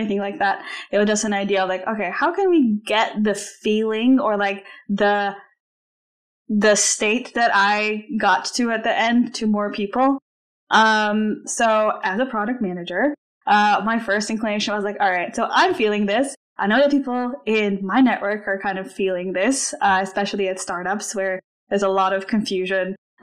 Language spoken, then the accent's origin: English; Slovenia; moved away as an adult; also born or lived in Iowa, United States / New York, United States / London, United Kingdom; I am originally from Slovenia. I spent most of my adult life in the U.S